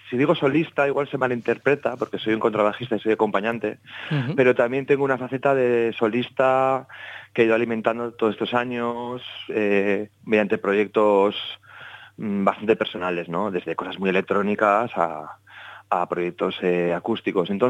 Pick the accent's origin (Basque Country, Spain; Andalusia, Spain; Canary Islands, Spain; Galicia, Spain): Basque Country, Spain; me he adentrado estos últimos años en la investigación eh, en respecto al folclore de mi tierra, del País Vasco